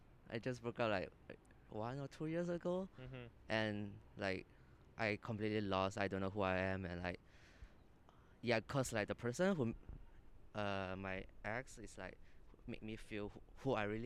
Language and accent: English; Malaysia; moved away as an adult; I'm from Malaysia